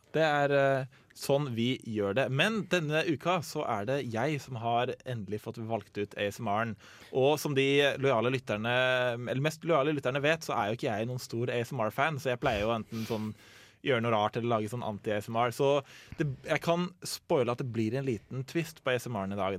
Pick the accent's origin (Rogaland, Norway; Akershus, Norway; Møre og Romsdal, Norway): Akershus, Norway; Asker; Jeg jobber på en ganske stor menybutikk eh, hjemme i Asker